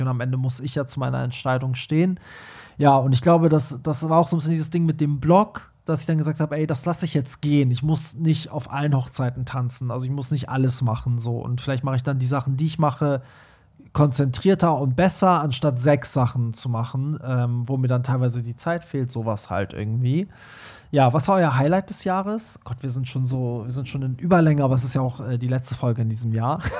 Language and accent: German; Iran; moved away; Ich als Iraner